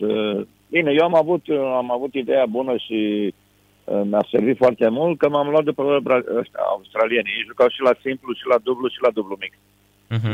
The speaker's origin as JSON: {"language": "Romanian", "region": "Bucharest", "country": "Romania", "tie": "born or raised there", "also_born_or_lived": "Constanța", "said": "m-am născut în București"}